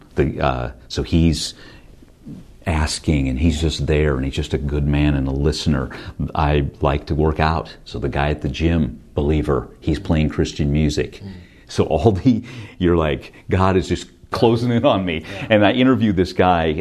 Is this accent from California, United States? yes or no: yes; Stockton, California, United States; moved away; also born or lived in San Francisco; I'm from Stockton, California